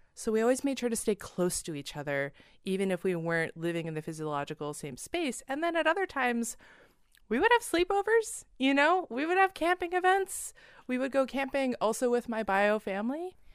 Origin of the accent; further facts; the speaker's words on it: Seattle, Washington, United States; We grew up in the Seattle Pacific Northwest area